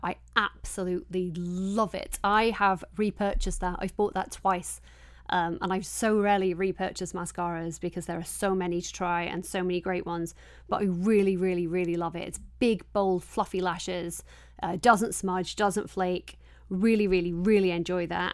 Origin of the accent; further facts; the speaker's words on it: Yorkshire and the Humber, United Kingdom; I'm from Yorkshire